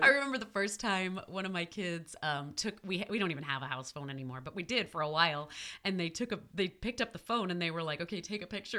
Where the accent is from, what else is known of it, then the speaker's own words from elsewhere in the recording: New York City, New York, United States; I am from Queens, New York